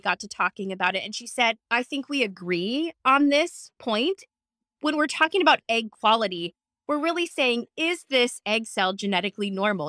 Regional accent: Seattle, Washington, United States; I'm from Seattle

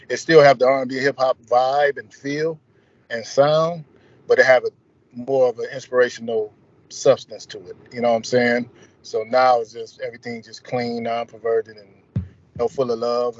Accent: Toledo, Ohio, United States; my hometown also, Toledo, Ohio

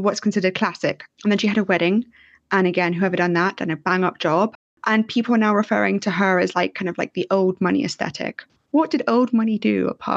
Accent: London, United Kingdom; I'm from London

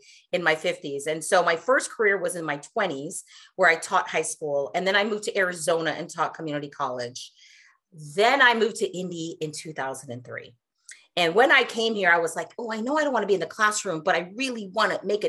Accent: India; now in United States; I was born in India. Once upon a time, long time ago. And my family and I, I'm the youngest of four, we immigrated to the States

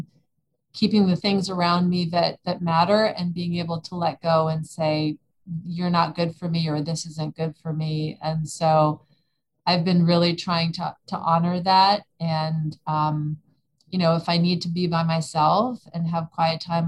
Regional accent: California, United States; now in Austin, United States; I am originally from California, but I've lived in Austin more than half my life

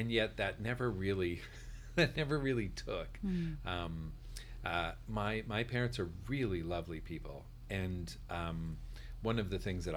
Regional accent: Northern Ontario, Canada; I grew up in Northern Ontario

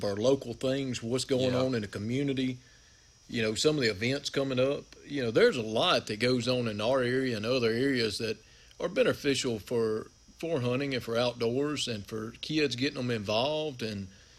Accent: Liberty, Mississippi, United States; I was born and raised here in Liberty, Mississippi.

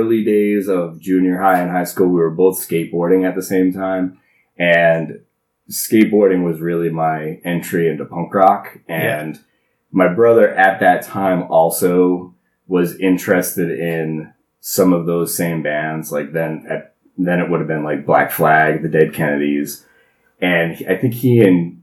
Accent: Warwick, Rhode Island, United States; I grew up in Warwick, Rhode Island, in the Buttonwood

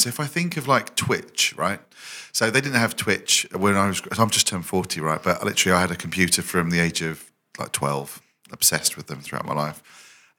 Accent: Brentwood, East of England, United Kingdom; I'm from Brentwood, Essex

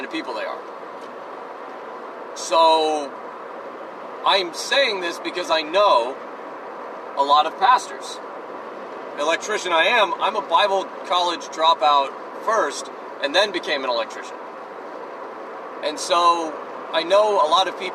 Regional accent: United States; we're in America, we're all American

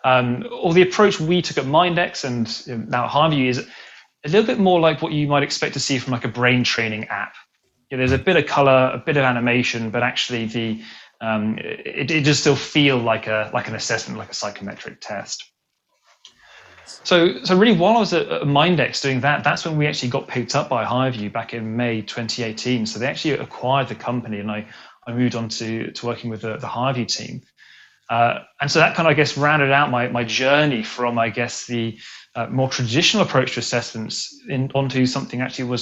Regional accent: England, United Kingdom; moved away as an adult; now in Sydney, Australia; I grew up in England, but I moved out to Sydney about a year and a half ago

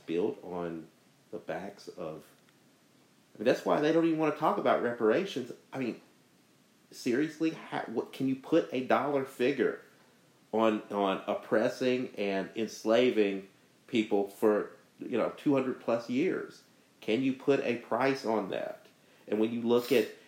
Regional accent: United States; We're American too. We love this country as much and maybe even more. It's the only country we know

